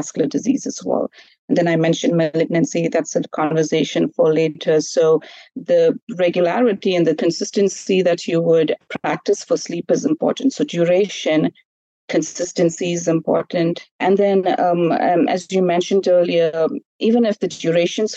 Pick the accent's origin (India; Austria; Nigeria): India; I grew up in India as well